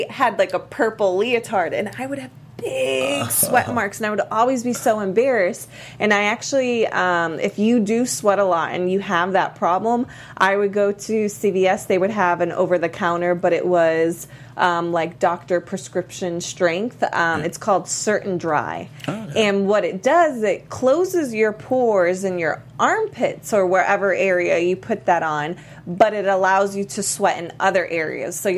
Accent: Miami, Florida, United States; I'm, I'm from Miami. Miami so, that's yeah, what I was going to say.

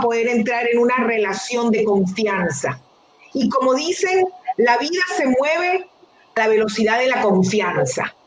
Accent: Venezuela; moved away as an adult; also born or lived in Detroit, United States; now in United States; yo soy una venezolana

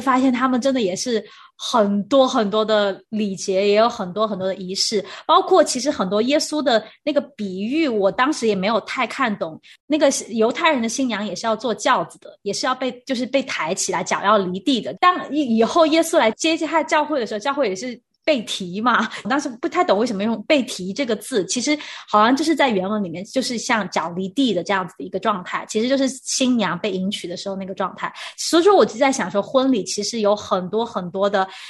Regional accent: China; now in Taiwan; 因为我是大陆的背景

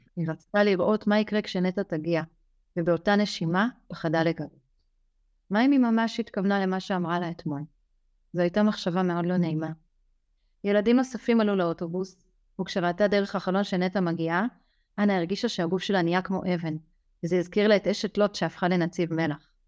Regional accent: Israel; moved away; אני גדלתי במושב קטן, חזרתי אחר כך למושב קטן, אני כבר לא גרה שם

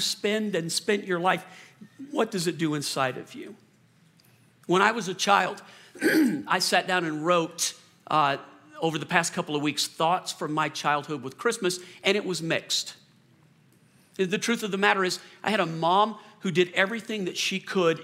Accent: New Orleans, Louisiana, United States; moved away; also born or lived in Colorado; I was born in Louisiana and I grew up in New Orleans.

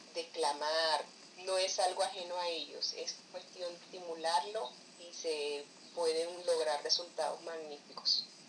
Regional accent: Valledupar, Cesar, Colombia; soy de Colombia, soy de Valledupar, Colombia.

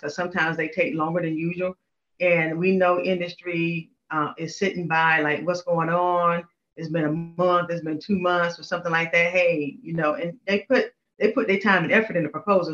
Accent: North Carolina, United States; moved away as an adult; also born or lived in Panama / Washington, District of Columbia, United States; I'm originally from North Carolina, so I moved up, up here for that job.

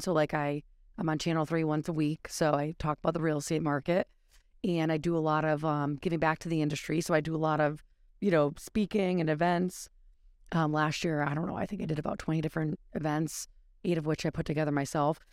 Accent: Connecticut, United States; I'm a local from Connecticut

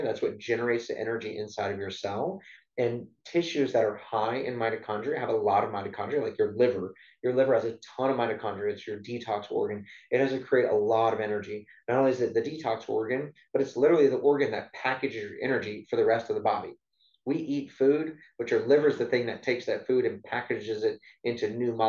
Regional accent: South Louisiana, United States; I grew up in South Louisiana

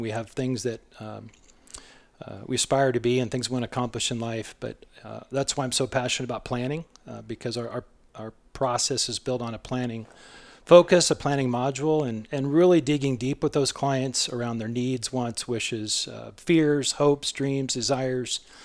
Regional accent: southwest Iowa, United States; moved away as an adult; also born or lived in Florida; now in Chandler, United States; I'm from a small rural town, uh, southwest Iowa

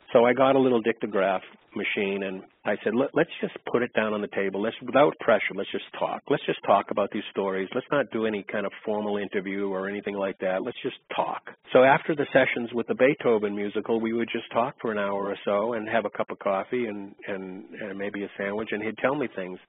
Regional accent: Boston, Massachusetts, United States; I grew up in Boston

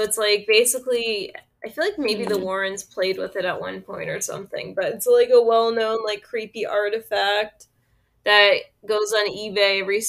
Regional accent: United States; growing up in America

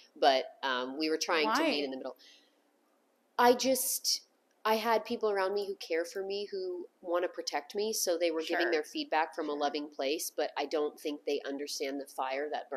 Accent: the South, United States; also born or lived in Los Angeles; now in Nashville, United States; I grew up in the South

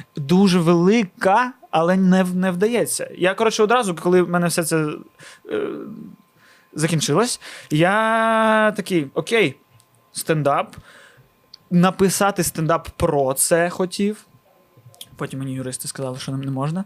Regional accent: Odesa, Odesa Oblast, Ukraine; first language Russian; Ukrainian is a second language; я з Одеси і першу українську мову почув від людей з їх ртів, а не з телевізора у 18 років

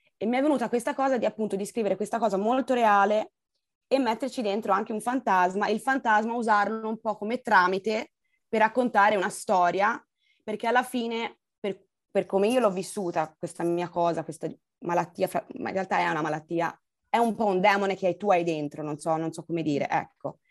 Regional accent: Pisan hills, Tuscany, Italy; moved away; also born or lived in Austria; sono nata lassù in Austria, ma sono cresciuta in Toscana, nelle colline pisane

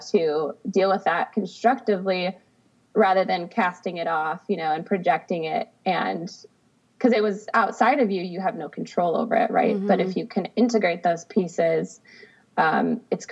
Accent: Adrian, Michigan, United States; now in Sacramento, United States; I'm originally from the Midwest. I grew up in a small town in Michigan

